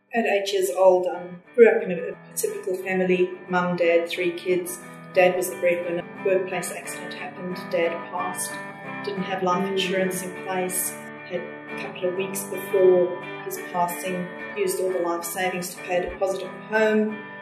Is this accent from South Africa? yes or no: yes; South Africa; also born or lived in Australia; now in Mackay, Australia; grew up in, in South Africa